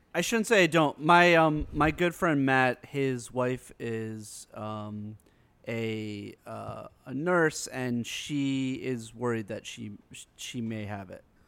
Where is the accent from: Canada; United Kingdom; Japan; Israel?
Canada; as a Canadian